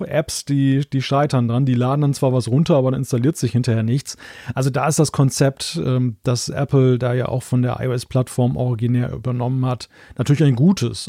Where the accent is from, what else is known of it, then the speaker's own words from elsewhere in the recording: Germany; als Deutscher